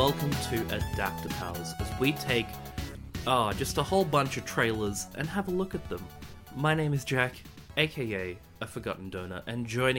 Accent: Australia; we're Australian

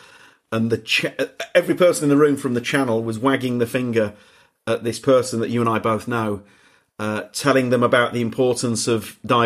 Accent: Leeds, Yorkshire and the Humber, United Kingdom; I'm from Leeds

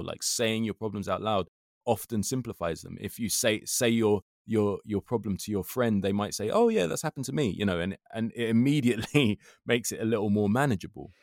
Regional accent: London, United Kingdom; I love being from London, but I love it because I feel that it makes me outward looking, not inward looking. because when I was twelve, I prided myself on being able to swear in, in up to twenty, twenty-five different languages just from going to school in Brent

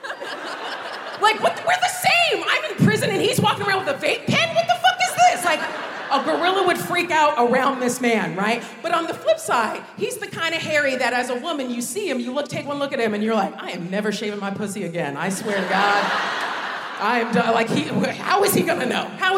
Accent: United States; moved away as an adult; now in United Kingdom; when I was growing up in America

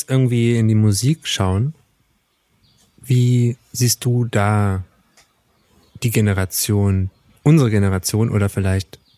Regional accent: East Germany, Germany; wir kommen ja beide aus dem Osten oder sind beide im Osten sozialisiert worden

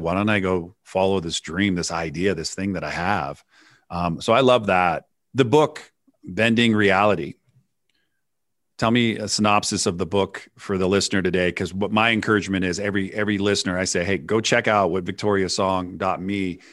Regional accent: San Francisco, California, United States; I grew up in the Bay Area in, in, in California, and up at Nob Hill, which is the top of San Francisco

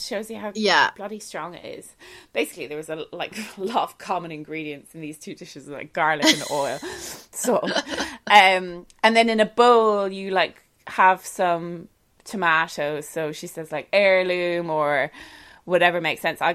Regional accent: Ireland; I'm Irish

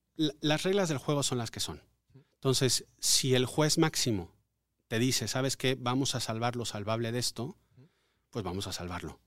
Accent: Mérida, Yucatán, Mexico; moved away; also born or lived in Mexico City; aunque nací en Ciudad de México, viví toda mi niñez en Mérida, Yucatán. De, ahí está mi familia, ahí, de ahí soy

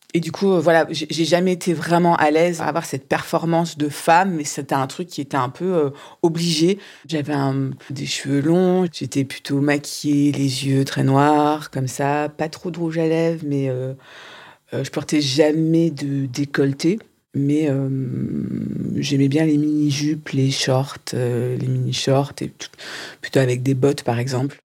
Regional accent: Strasbourg, Grand Est, France; Je suis née, j'ai vécu à Strasbourg jusqu'à euh, euh, jusqu'à mes 16-18 ans

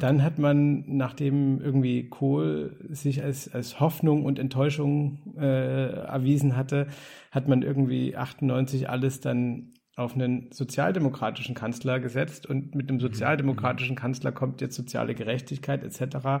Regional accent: East Germany, Germany; als Ossi wie du und ich

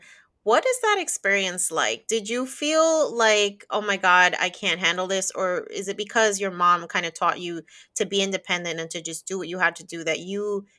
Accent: New Jersey, United States; now in Florida, United States; And I definitely went through that too when I moved from Northeast New Jersey to Florida. So I'm like over 1,000 miles away from my family at this point.

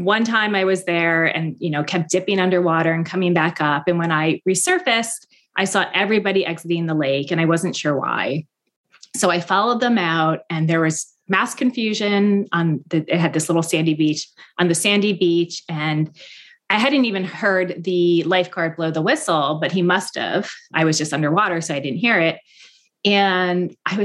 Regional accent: Mendham, New Jersey, United States; now in Boston, United States; my hometown, Mendham, New Jersey. I did grow up in this bubble

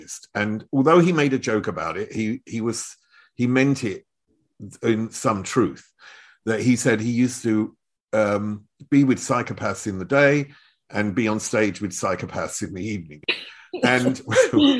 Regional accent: Chelmsford, East of England, United Kingdom; now in Germany; I was brought up in Chelmsford, which is the other side of London

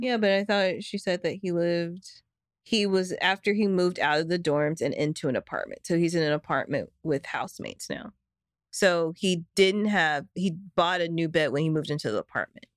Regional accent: the South, United States; growing up in the South, everybody has a gun

